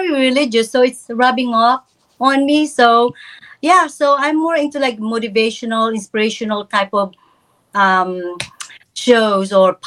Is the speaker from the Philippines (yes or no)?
yes; Philippines; moved away; was growing up in the Philippines